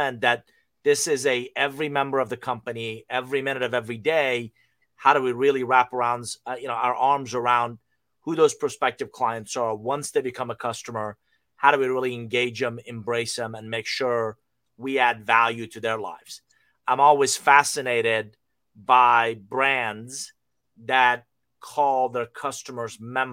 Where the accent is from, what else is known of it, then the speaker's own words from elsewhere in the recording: Iran; moved away; I'm originally from Iran.